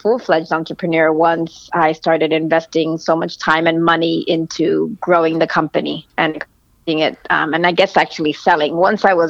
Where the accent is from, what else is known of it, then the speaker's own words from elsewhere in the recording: Miami, Florida, United States; moved away as an adult; also born or lived in Jersey City; I was actually born in Jersey City, but I grew up in Miami, like most Cuban Americans, and lived there until I was 18